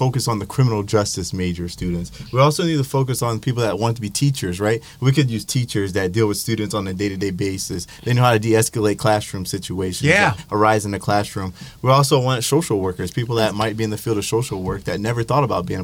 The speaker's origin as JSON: {"language": "English", "town": "Canton", "region": "Ohio", "country": "United States", "moved": "yes", "lives_now": "Toledo, United States", "said": "I'm from Canton, Ohio, originally"}